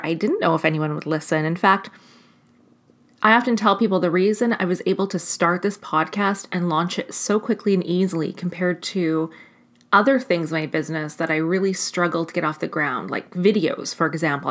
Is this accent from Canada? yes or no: yes; Canada; as a Canadian